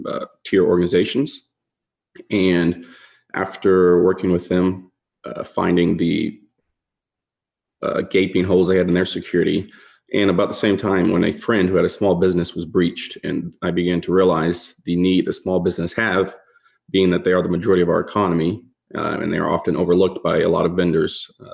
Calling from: Charlotte, North Carolina, United States; We're in Charlotte, North Carolina.

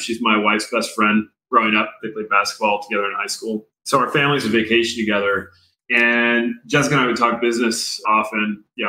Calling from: Boise, Idaho, United States; Above my garage in Boise, Idaho.

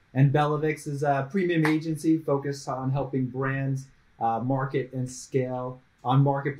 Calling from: Raleigh, North Carolina, United States; No, I'm blessed. I'm in Raleigh, North Carolina, on the east coast of the United States, and it's it's about like 17 degrees C

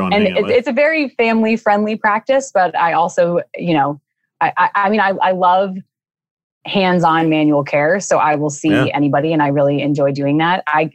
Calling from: Raleigh, North Carolina, United States; Raleigh, North Carolina, which is beautiful.

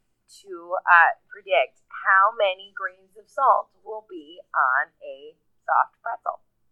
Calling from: Buffalo, New York, United States; I'm from Buffalo, New York.

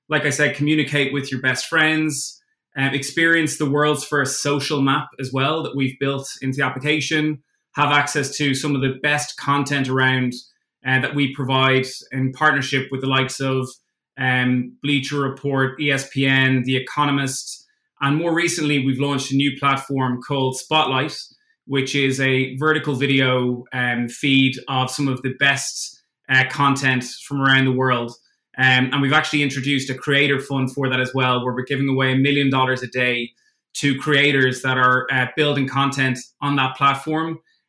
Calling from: London, United Kingdom; also born or lived in Dublin; I'm calling in from London.

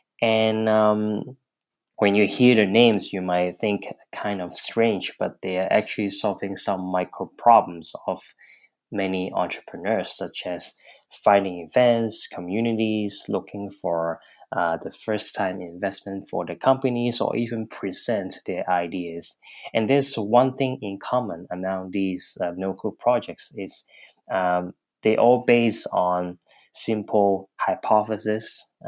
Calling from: Hong Kong; I'm calling from Hong Kong.

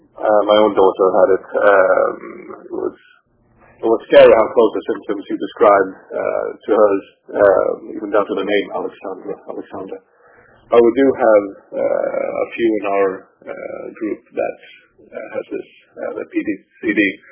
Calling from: Sweden; I'm calling in from Sweden, actually.

